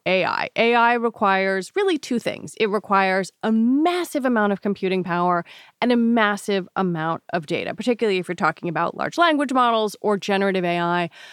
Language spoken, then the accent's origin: English; Washington, District of Columbia, United States; I was born in Washington, D.C.